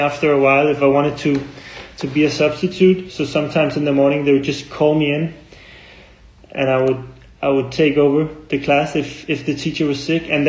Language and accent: English; Copenhagen, Capital Region of Denmark, Denmark; I grew up in Copenhagen, Denmark